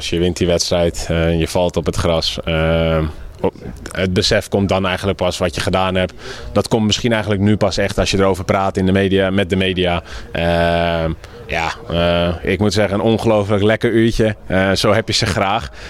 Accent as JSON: {"language": "Dutch", "country": "Netherlands", "said": "voor ons als Nederlanders is dat rosmalen, maar eh, ja, het ultieme grastennis wordt gespeeld op Wimbledon"}